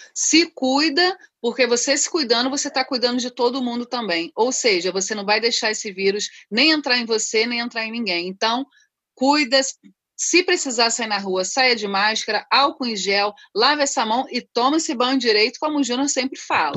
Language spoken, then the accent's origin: Portuguese; Rio de Janeiro, Brazil; also born or lived in Rocinha, Rio de Janeiro; falo do Rio de Janeiro, diretamente da, do Parque da Cidade, Rocinha, da Gávea, mas sou cria de Madureira